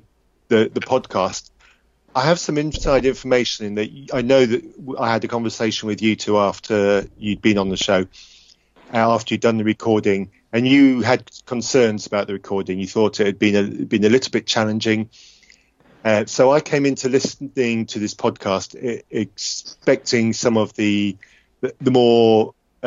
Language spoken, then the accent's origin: English; England, United Kingdom; the English one.